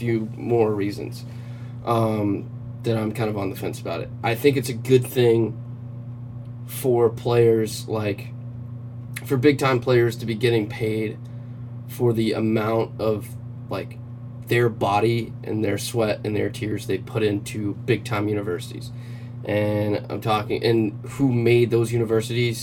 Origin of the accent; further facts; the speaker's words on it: Low Country of South Carolina, United States; my high school, which was a 2A high school in the Low Country of South Carolina